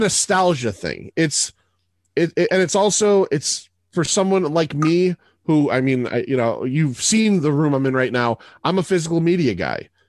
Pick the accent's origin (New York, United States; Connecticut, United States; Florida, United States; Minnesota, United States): Connecticut, United States; Middletown; I grew up in Middletown, Connecticut.